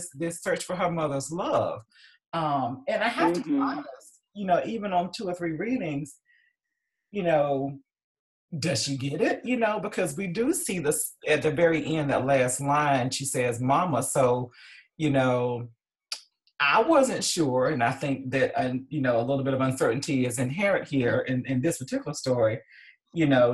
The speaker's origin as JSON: {"language": "English", "town": "Columbus", "region": "Georgia", "country": "United States", "said": "moved to Columbus, Georgia, which is where I'm from"}